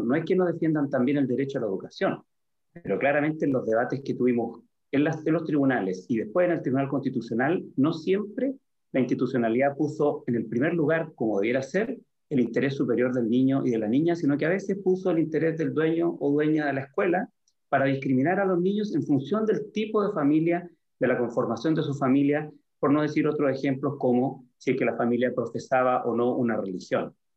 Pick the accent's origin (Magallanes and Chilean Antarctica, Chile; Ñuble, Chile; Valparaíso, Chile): Valparaíso, Chile; San Antonio; soy hijo ilustre de San Antonio